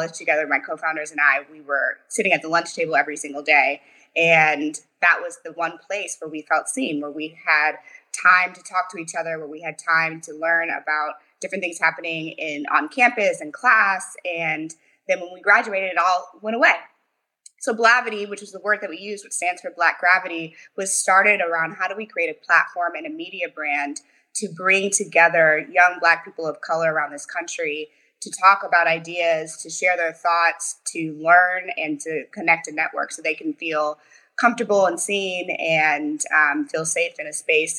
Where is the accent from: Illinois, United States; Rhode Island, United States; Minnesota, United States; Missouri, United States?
Missouri, United States; St. Louis; now in Mountain View, United States; I'm from St. Louis, Missouri.